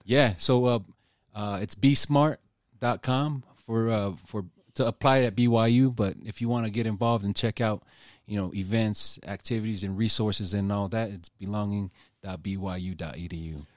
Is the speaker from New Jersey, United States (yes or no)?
no; Utah, United States; I was born here in Utah